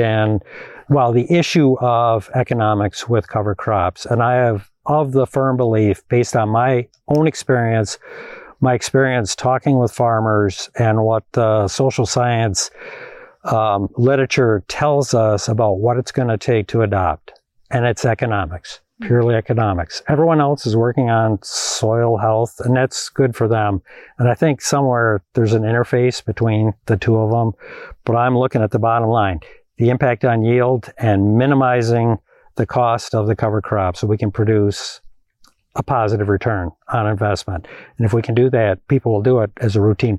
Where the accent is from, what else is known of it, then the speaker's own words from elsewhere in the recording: Madison, Wisconsin, United States; I am a city boy. I grew up in Madison, Wisconsin